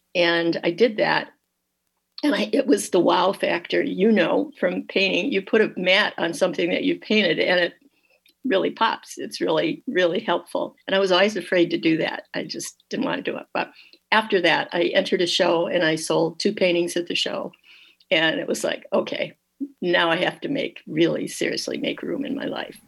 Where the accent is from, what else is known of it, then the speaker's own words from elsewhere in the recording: Dearborn, Michigan, United States; also born or lived in Detroit; I was born in Detroit, but grew up in Dearborn, Michigan